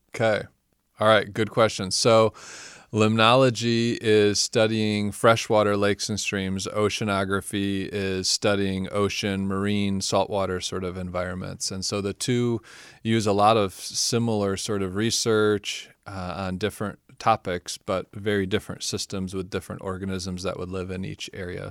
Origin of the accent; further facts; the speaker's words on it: Michigan, United States; growing up in the Midwest, I grew up in Michigan